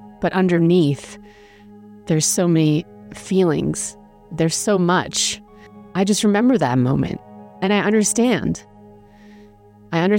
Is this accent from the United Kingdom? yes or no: yes; England, United Kingdom; also born or lived in Germany; I grew up in England